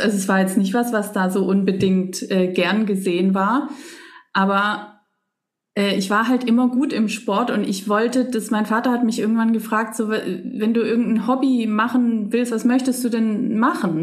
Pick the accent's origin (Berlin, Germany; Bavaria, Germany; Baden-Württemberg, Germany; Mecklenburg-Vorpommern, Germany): Baden-Württemberg, Germany; Leinfelden-Echterdingen; also born or lived in Stuttgart; Also ich bin in Stuttgart geboren, aber außerhalb, ein bisschen außerhalb gelebt. Und das war halt, oder ist, meine Eltern wohnen ja immer noch da, ein kleines ein kleines Städtchen, Leinfelden